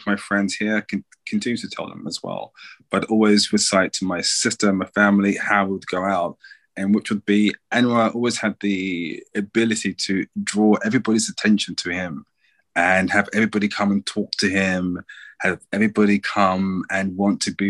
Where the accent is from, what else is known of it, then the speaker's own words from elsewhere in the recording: London, United Kingdom; I'm from London